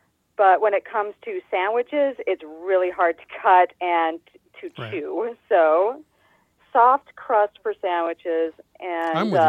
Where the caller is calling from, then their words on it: Gilbert, Arizona, United States; I am calling from Gilbert, Arizona.